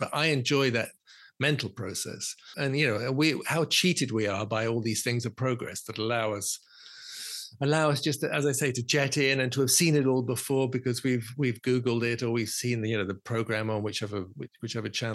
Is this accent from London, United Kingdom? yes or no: yes; London, United Kingdom; I was born in London. I'm a Londoner.